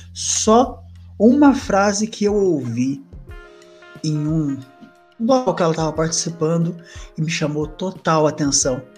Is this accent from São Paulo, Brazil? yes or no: yes; Jacareí, São Paulo, Brazil; Eu sou do interior de São Paulo, sou de Jacareí